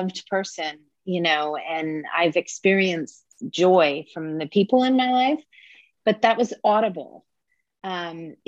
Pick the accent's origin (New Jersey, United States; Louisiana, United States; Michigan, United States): New Jersey, United States; also born or lived in Southern Maine; now in Maine, United States; I'm from New Jersey, which it might be Mars to Northern Maine